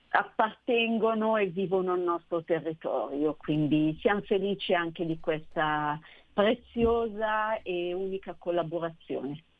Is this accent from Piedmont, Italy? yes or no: no; Nosate, Lombardy, Italy; il comune di, di Nosate, che tra l'altro è anche il mio paese